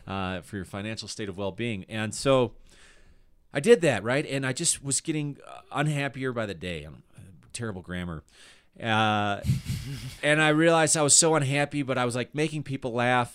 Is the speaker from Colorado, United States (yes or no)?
yes; Littleton, Colorado, United States; moved away as an adult; also born or lived in Aurora, Colorado / Chicago; I was born in, uh, Aurora, Colorado, and I grew up in Littleton